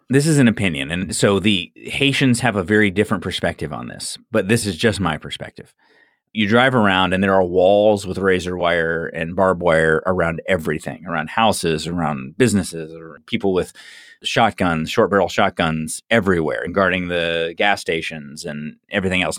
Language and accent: English; Orlando, Florida, United States; I grew up in Orlando, and we used to always complain about the traffic here